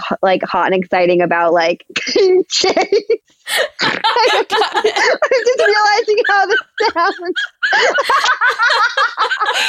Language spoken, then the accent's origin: English; Canada; as a Canadian